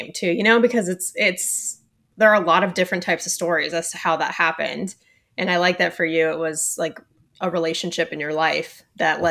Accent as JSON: {"language": "English", "area": "Ventura County", "region": "California", "country": "United States", "said": "we're all from SoCal, too. I'm from Ventura County"}